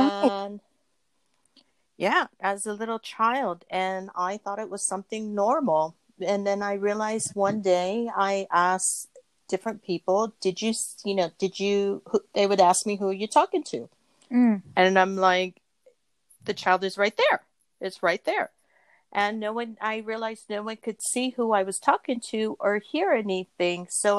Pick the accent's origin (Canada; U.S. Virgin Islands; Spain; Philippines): Philippines; I was born in the Philippines. My father's military. So we were raised in the Philippines for most of the time while this is happening to me.